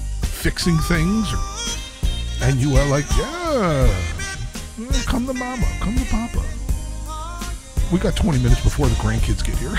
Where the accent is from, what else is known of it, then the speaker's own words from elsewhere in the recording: Kearny, New Jersey, United States; moved away; My hometown, Kearney, New Jersey